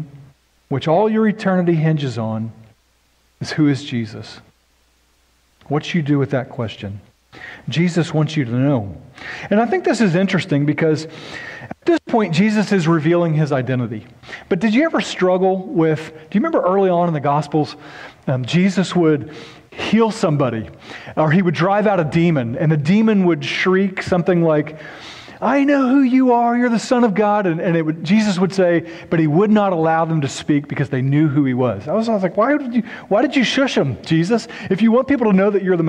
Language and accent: English; Noble, Oklahoma, United States; also born or lived in Norman, Oklahoma; The little town I grew up in Oklahoma was kind of a trashy town